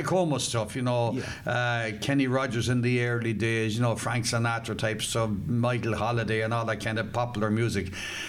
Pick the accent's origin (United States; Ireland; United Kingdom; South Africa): Ireland; Athlone, Westmeath; also born or lived in Portarlington; I was born in 47, but we came back to the home farm in 1950. So I spent all my life since 1950 here in the home place, which is just out the road, about 3.5 miles on the Ballinasloe Road, the western side of Athlone, a place called Keighley. That's where I come from.